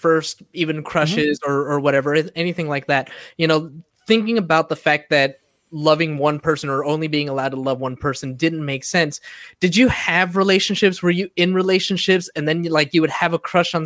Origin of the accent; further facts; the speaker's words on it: San Diego, California, United States; moved away; Joining us today from my hometown and America's finest city, San Diego